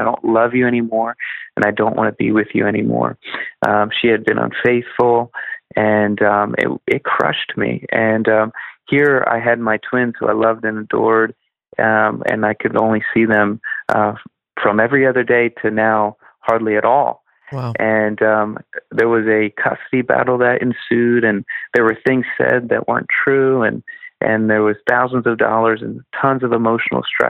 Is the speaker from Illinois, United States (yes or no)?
no; Philadelphia, Pennsylvania, United States; I'm from Philly